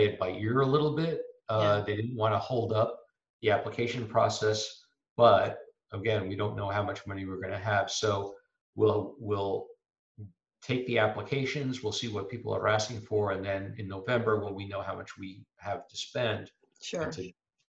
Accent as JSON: {"language": "English", "region": "New York", "country": "United States", "tie": "born or raised there", "also_born_or_lived": "Harvard, Massachusetts", "moved": "yes", "lives_now": "Sandwich, United States", "said": "I grew up in New York"}